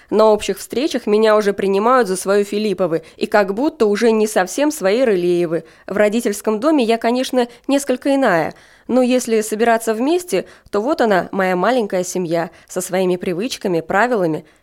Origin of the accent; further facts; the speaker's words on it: Northern Kazakhstan, Kazakhstan; now in Smolensk, Russia; Из северного Казахстана, живу в Смоленске с 75 -го года, уже большую часть жизни, но так и не стал смолянином.